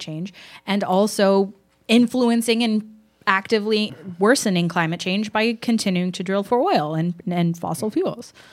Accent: Houston, Texas, United States; I grew up in Houston, which is a big oil town

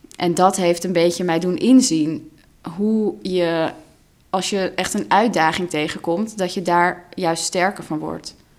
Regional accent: Amsterdam, North Holland, Netherlands; first language Russian; Dutch is a second language; ik ben geboren in Amsterdam en opgegroeid als kind van twee ehm, ja, immigranten eigenlijk.

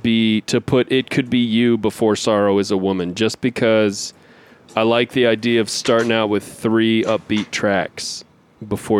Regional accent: United States; as an American

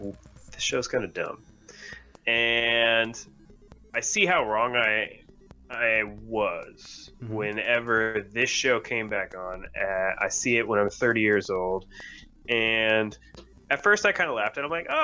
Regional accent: the South, United States; I'm from the South and we're known for being polite people

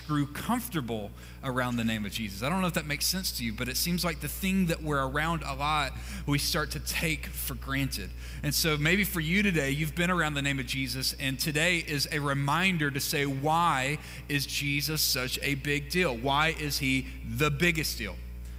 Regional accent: Mississippi, United States; moved away; I grew up in Mississippi

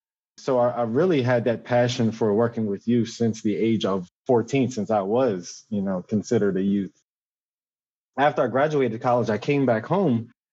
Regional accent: Wilmington, Delaware, United States; also born or lived in Towson, Maryland; I grew up in West Center City neighborhood, single mother household.

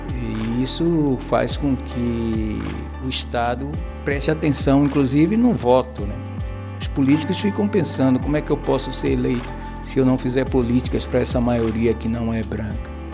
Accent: Salvador, Bahia, Brazil; moved away as an adult; now in Portugal; nascido na Bahia, numa favela chamada Calabá

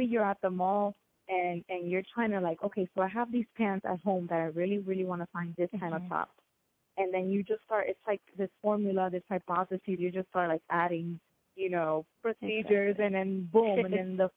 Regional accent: United States; yet I am American and I was raised here

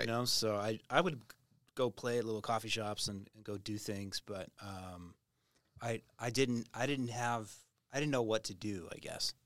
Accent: Tulsa, Oklahoma, United States; moved away as an adult; also born or lived in Nashville / India; now in Redding, United States; my hometown, Tulsa

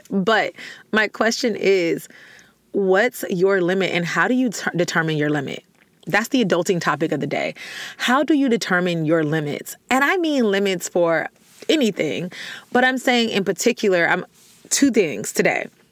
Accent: the South, United States; I'm from the South

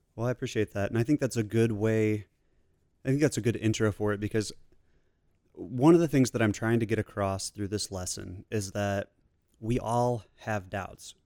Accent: Kansas City, United States; now in Fort Worth, United States; Originally from Kansas City

